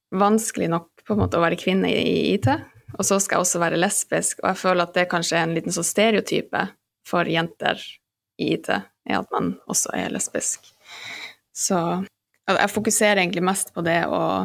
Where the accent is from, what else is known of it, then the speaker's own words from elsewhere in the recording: Alta, Finnmark, Norway; moved away as an adult; also born or lived in London; now in Oslo, Norway; jeg er født og oppvokst i Alta